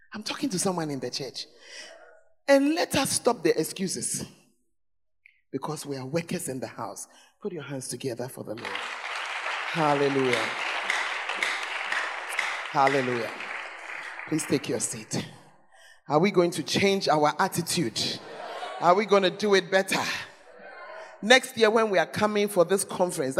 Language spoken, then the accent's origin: English; Accra, Greater Accra, Ghana; I'm from Accra